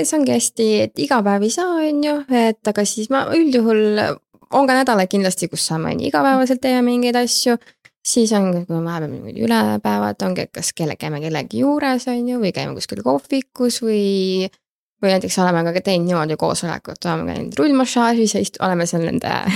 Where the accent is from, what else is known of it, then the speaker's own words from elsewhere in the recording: Tallinn, Harju County, Estonia; ma siis olen Tallinnast pärit